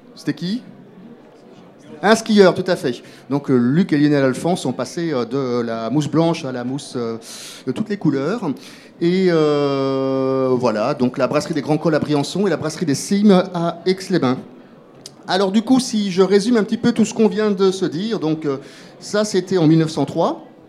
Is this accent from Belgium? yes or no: yes; Belgium; moi je suis belge